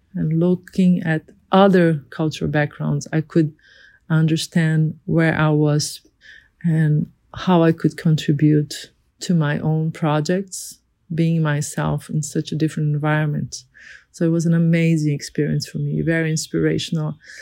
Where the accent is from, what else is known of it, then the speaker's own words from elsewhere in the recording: Rio de Janeiro, Brazil; I'm a designer from Brazil, born in Rio de Janeiro